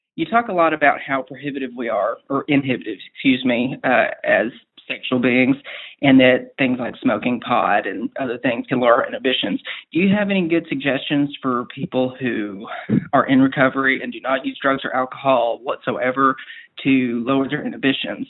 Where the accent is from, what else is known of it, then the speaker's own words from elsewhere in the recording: United States; I'm from an area of about 100,000 population wise on the Arkansas Texas state line